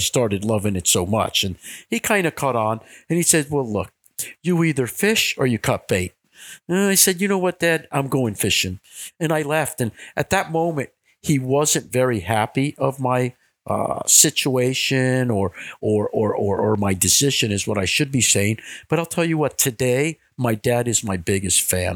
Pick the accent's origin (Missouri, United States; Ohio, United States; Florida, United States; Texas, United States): Florida, United States; Miami; I was born and raised in Miami.